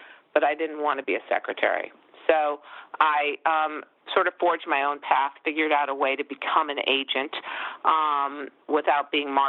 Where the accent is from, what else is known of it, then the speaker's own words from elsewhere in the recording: Los Angeles, California, United States; moved away as an adult; also born or lived in New York; I'm from the Valley. I used to be embarrassed about that. Like, I grew up so deeply in the Valley that I just wanted to live closer to Ventura Boulevard.